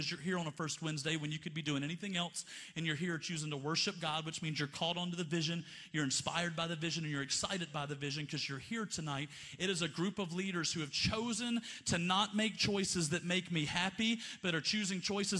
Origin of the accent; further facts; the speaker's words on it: Montgomery, Alabama, United States; I grew up in Montgomery, Alabama in the 90s